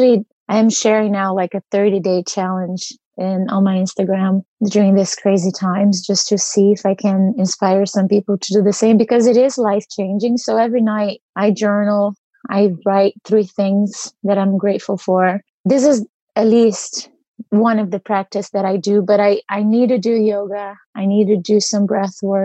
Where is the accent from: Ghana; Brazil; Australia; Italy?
Brazil; moved away as an adult; now in United States; So I grew up in Brazil and I moved to the US when I was 23.